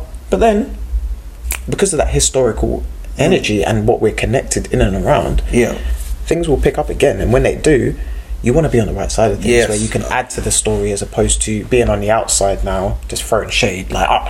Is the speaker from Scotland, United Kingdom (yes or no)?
no; Slough, South East England, United Kingdom; Slough was very much in that pocket community situation when I was growing up. Like the 90s and stuff